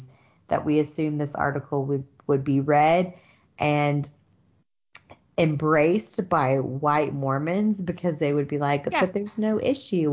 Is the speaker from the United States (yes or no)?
yes; the South, United States; moved away; also born or lived in Utah; I am from the South